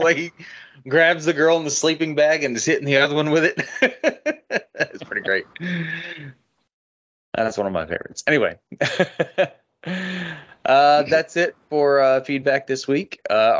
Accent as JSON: {"language": "English", "country": "Australia", "said": "I'm from Australia, and I love you guys."}